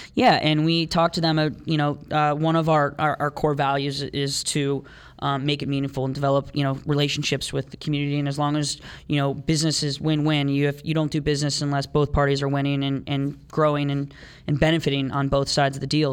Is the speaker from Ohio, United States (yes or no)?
yes; Oakwood, Ohio, United States; also born or lived in Columbus, Ohio; Dayton, where we're from. Um, we grew up in Oakwood